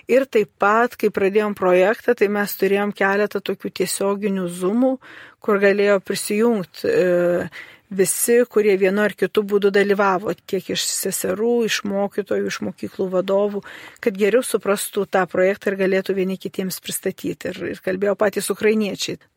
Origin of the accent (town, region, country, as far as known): Lithuania